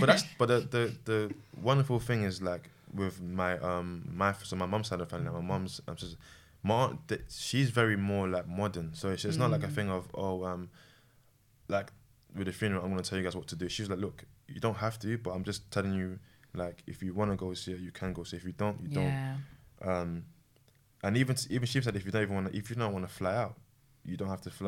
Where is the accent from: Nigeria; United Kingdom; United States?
Nigeria; I'm Nigerian